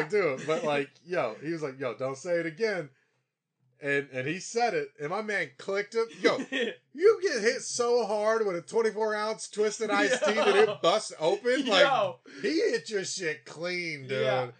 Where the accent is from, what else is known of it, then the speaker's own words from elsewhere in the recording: Virginia, United States; growing up in Virginia?